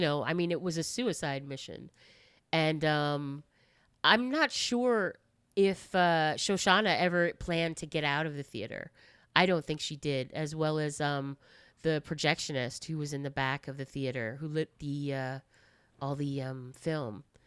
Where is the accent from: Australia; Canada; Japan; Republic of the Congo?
Japan; moved away; also born or lived in United States; I lived in Japan for twenty years, um, and pretty much grew up there